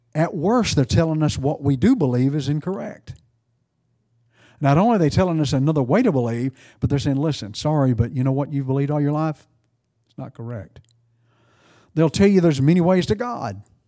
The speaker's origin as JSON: {"language": "English", "region": "East Texas", "country": "United States", "accent": "East Texan", "said": "I'm East Texan"}